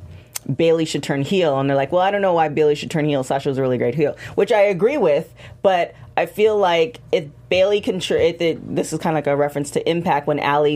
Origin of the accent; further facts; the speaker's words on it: Canada; I'm Canadian.